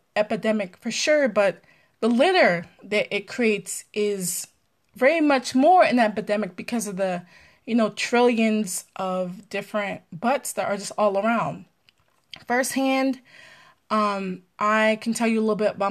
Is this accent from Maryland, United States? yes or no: yes; Maryland, United States; also born or lived in Pennsylvania; I'm from Maryland, live in Maryland